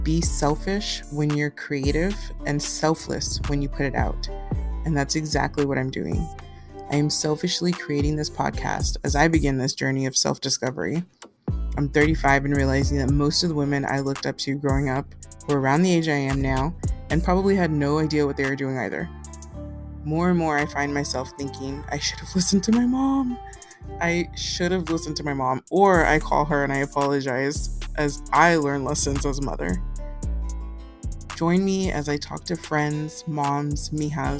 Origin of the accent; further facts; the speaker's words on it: Houston, Texas, United States; moved away as an adult; now in San Antonio, United States; I was born and raised in Houston, Texas